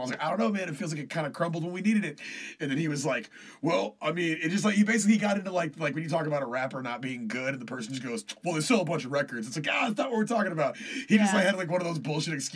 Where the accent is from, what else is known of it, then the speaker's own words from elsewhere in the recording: Killeen, Texas, United States; now in Austin, United States; my hometown, back home in Killeen